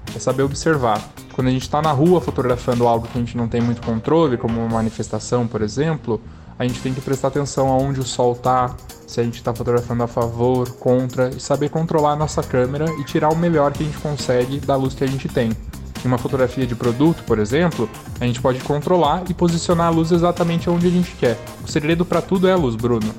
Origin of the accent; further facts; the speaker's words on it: Piracicaba, São Paulo, Brazil; Eu sou de Piracicaba